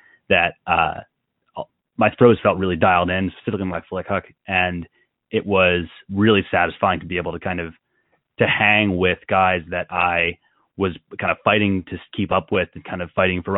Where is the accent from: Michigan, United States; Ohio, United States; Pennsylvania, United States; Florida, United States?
Pennsylvania, United States; outside of Philadelphia; I grew up outside of Philly.